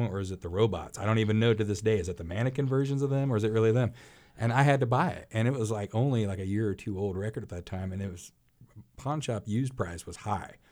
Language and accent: English; Arkansas City, Kansas, United States; my hometown, Ark City